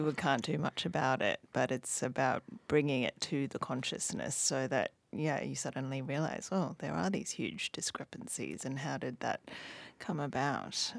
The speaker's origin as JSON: {"language": "English", "country": "Hong Kong", "tie": "born or raised there", "moved": "yes", "said": "I grew up in Hong Kong, but my mum's originally from Australia"}